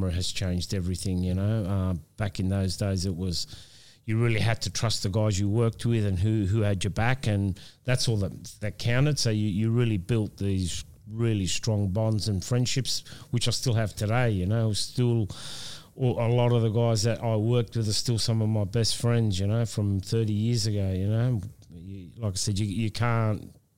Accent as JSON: {"language": "English", "town": "Wollongong", "region": "New South Wales", "country": "Australia", "tie": "born or raised there", "said": "this is my hometown."}